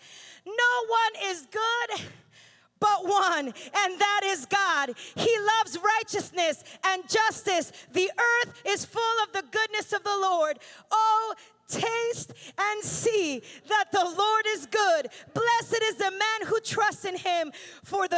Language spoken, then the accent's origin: English; Pennsylvania, United States; I'm from Pennsylvania, so in January, there's a ton of snow